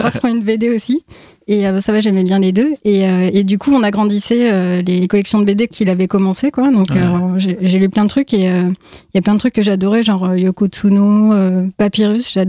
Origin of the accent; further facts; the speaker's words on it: Brittany, France; born there; also born or lived in Paris region / Aquitaine / Landes / Strasbourg; j'ai habité un peu partout en France, euh, région parisienne, euh, Aquitaine, Lande, euh, Strasbourg. Enfin, je suis née en Bretagne, mais je ne suis pas restée long